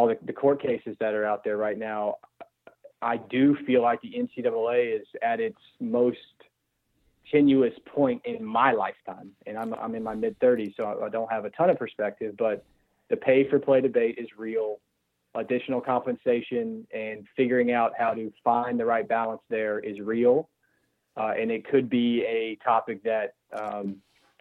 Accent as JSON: {"language": "English", "town": "Louisville", "region": "Kentucky", "country": "United States", "tie": "born or raised there", "moved": "yes", "said": "I grew up here in Louisville. And I've been back in Louisville now for 7 years"}